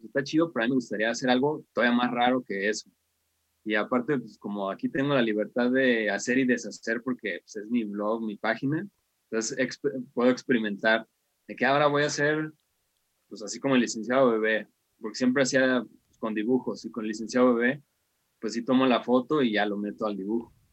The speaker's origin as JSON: {"language": "Spanish", "country": "Mexico", "said": "soy de México"}